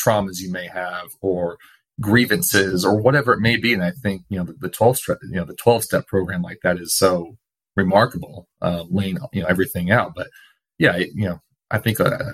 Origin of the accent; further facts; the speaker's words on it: Portland, United States; living and growing up in Portland